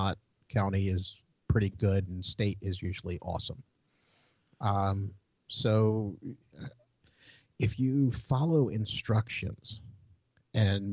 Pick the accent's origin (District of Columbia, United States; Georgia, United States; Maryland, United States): Maryland, United States; I grew up in Maryland, which is dominated by the Chesapeake Bay